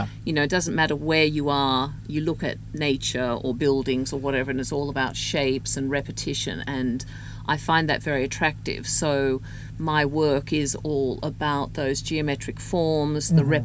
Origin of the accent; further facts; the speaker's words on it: Australia; now in Houston, United States; I grew up in Australia.